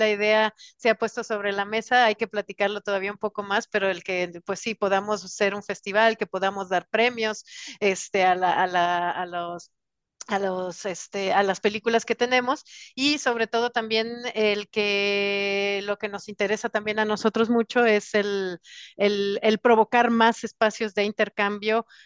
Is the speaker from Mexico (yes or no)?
yes; Mexico City, Mexico; Y soy de la Ciudad de México. Soy Chilanga.